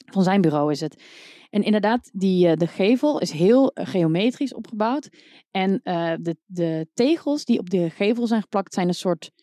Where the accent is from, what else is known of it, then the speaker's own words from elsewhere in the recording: North Brabant, Netherlands; Ik kom uit Brabant